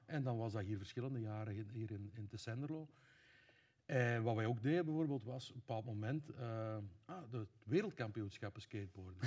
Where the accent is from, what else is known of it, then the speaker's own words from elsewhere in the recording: Laakdal, Flanders, Belgium; also born or lived in Veerle; now in Tessenderlo, Belgium; ik ben oorspronkelijk van Grootvorst, wat dan de buurgemeente is